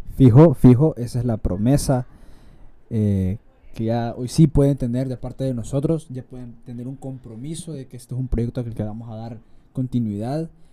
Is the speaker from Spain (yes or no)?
no; San Salvador, El Salvador; Yo no soy de San Miguel, soy capitalino